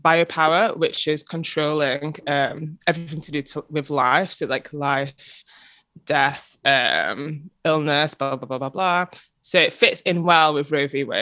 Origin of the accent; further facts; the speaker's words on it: England, United Kingdom; also, especially as English people